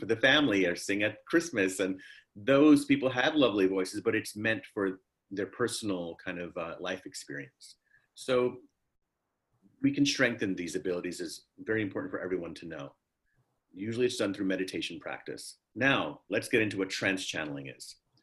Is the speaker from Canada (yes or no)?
no; New York City, New York, United States; also born or lived in Harlem, New York; We were living in the Bronx. I was born in Harlem. Then we bought this old house in the Bronx